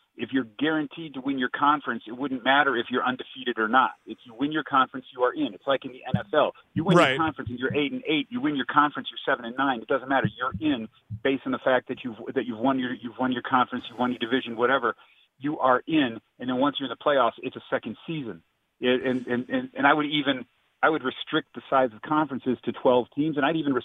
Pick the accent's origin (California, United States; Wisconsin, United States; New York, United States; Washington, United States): Wisconsin, United States; now in Las Vegas, United States; I'm from Wisconsin